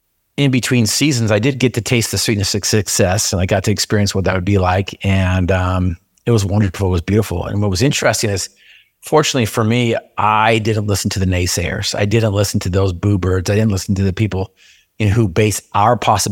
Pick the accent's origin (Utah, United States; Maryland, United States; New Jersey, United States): Utah, United States; I grew up in Cache Valley in Aggie country, but I wanted to go play in Cougar country down at BYU.